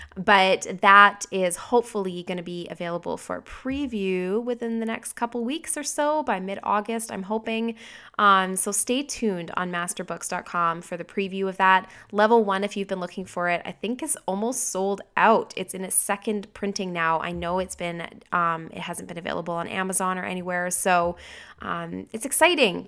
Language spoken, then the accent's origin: English; Canada; I'm a Canadian